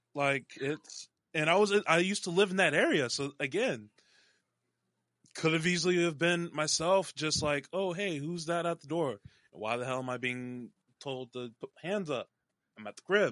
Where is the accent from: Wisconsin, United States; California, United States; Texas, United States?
Texas, United States; North; born or raised there; also born or lived in Dallas, Texas; now in Seattle, United States